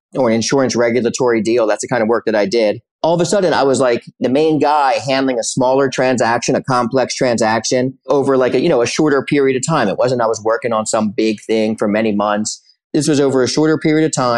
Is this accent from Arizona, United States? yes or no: no; Philadelphia, Pennsylvania, United States; I grew up in Center City, Philadelphia and Society Hill in basically in the 70s and 80s.